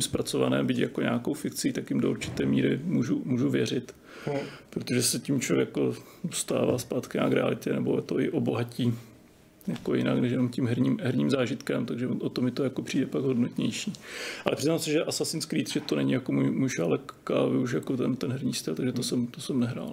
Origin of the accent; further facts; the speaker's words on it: Czechia; my jako Češi